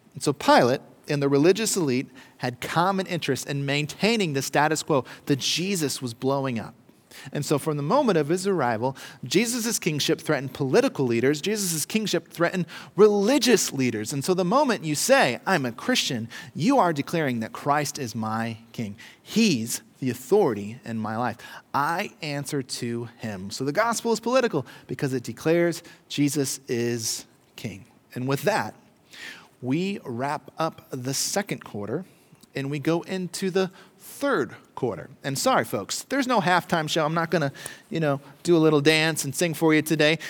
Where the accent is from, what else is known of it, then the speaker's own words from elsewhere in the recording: United States; as Americans